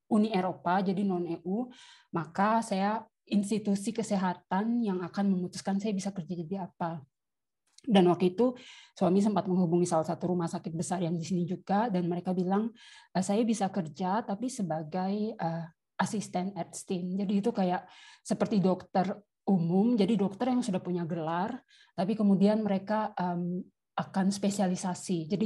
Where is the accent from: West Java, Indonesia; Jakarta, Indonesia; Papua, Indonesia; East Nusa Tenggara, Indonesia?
Papua, Indonesia; Saya asal dari Papua, dulu kuliah di Malang